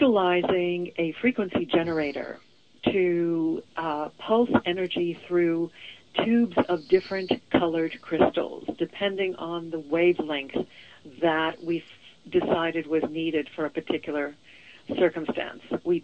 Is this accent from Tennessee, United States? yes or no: no; Boston, Massachusetts, United States; also born or lived in Venezuela / Israel / London, United Kingdom; now in Portland, United States; Well, okay. I was born in Venezuela, raised in Boston, moved abroad to Israel, and then moved to London, and then moved to Portland. I call myself a citizen of the world